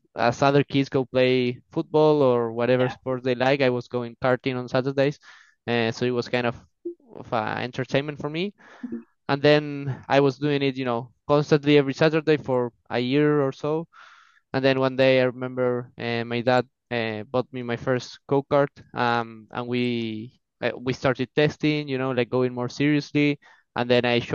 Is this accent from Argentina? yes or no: yes; Argentina; from Argentina, 23 years old